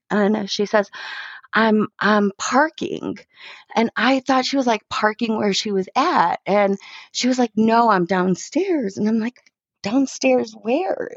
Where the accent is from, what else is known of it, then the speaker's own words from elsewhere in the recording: Chicago, Illinois, United States; I grew up in Chicago